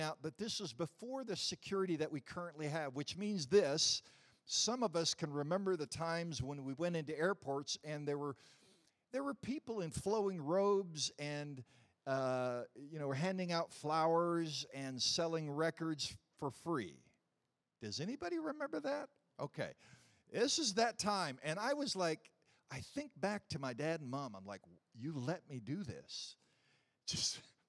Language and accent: English; Missouri, United States; since I was from Missouri